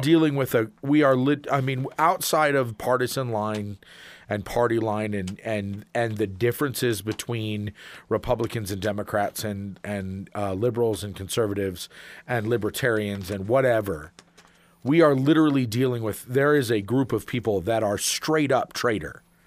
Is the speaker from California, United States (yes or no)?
no; Arizona, United States; We are from Arizona